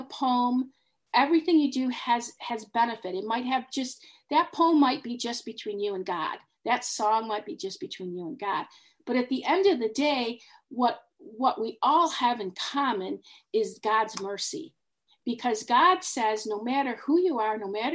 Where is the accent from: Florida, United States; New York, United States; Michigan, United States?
Michigan, United States; Detroit; moved away; I grew up in Detroit